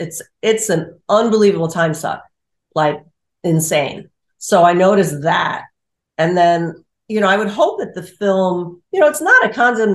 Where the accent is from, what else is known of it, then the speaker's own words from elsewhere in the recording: New York City, New York, United States; also born or lived in New Paltz; I'm a New Yorker, born and raised New York City gal